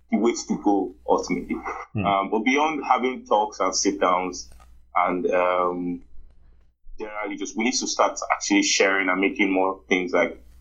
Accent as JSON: {"language": "English", "country": "Nigeria", "said": "Like as a Nigerian, you grow up learning to sort everything for yourself."}